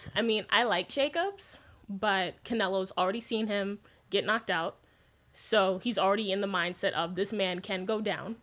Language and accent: English; Las Vegas, Nevada, United States; I grew up in Vegas